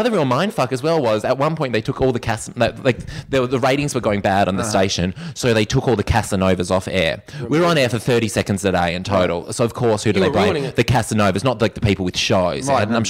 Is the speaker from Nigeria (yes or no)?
no; Australia; I'm Australian.